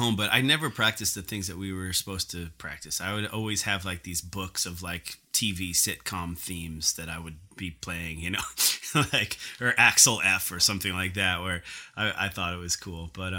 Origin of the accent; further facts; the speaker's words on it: Smithtown, New York, United States; It's pretty average. Yeah, it's a nice town, and right smack in the middle of Long Island, exit 58 on the LIE. Yeah, it was a nice place to grow